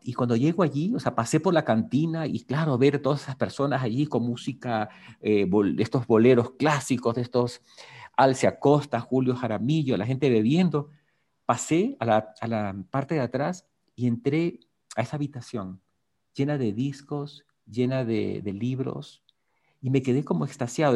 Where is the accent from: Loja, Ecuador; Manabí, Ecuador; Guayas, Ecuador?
Guayas, Ecuador; Guayaquil; also born or lived in Puerto Viejo (Portoviejo), Ecuador; yo nací en Guayaquil